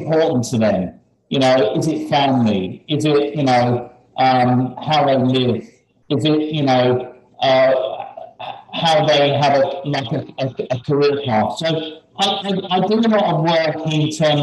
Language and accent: English; United Kingdom; moved away; being a Brit